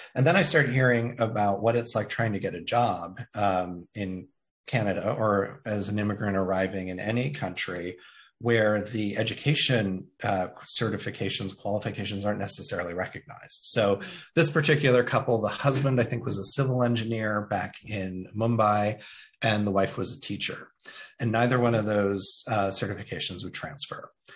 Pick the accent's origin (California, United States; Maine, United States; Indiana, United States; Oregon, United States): Indiana, United States; moved away; I identify that I grew up in Indiana. It's where I am from.